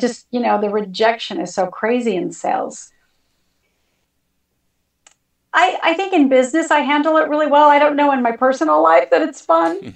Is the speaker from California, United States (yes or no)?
yes; California, United States; I'm born and raised in California